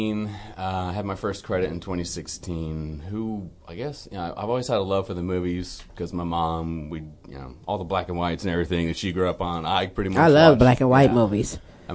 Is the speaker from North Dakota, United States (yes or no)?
no; San Antonio, Texas, United States; born there; Well, I was born in San Antonio, and I've lived in all around Texas most of my life, but I have been in Dallas most of my adult life.